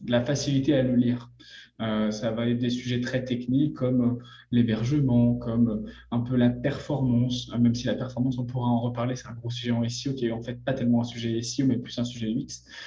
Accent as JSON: {"language": "French", "country": "France", "accent": "French", "moved": "yes", "lives_now": "Montreal, Canada", "said": "Je suis français"}